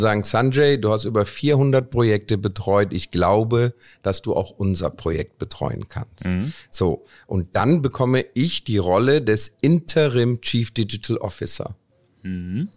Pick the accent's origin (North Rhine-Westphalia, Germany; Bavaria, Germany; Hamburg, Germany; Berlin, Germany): North Rhine-Westphalia, Germany; Cologne; moved away as an adult; also born or lived in India / Stuttgart; ich komme aus Indien, bin mit vier Jahren nach Deutschland gekommen, habe dann in Köln, bin ich in Köln aufgewachsen